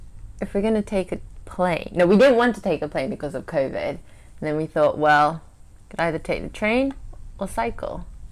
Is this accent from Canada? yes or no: no; Kyushu, Japan; And then we said we could travel in Kyushu because I'm from Kyushu, and we needed to get to Kyushu.